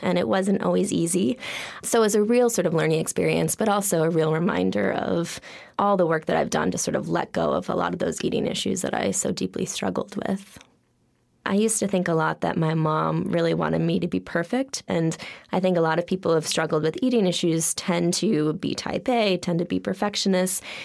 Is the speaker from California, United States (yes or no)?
no; Holliston, Massachusetts, United States; I grew up outside of Boston, Massachusetts.